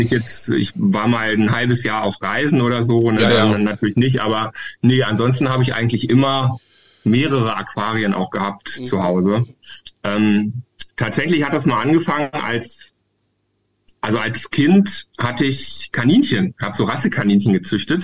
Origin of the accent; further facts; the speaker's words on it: Hildesheim, Lower Saxony, Germany; ich bin ja aus Hildesheim